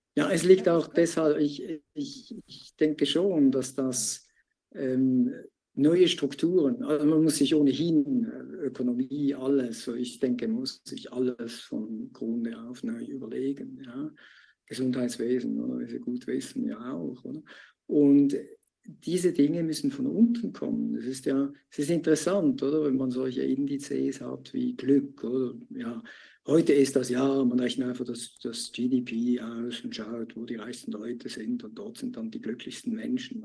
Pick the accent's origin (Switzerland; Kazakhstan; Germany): Switzerland; mir als Schweizer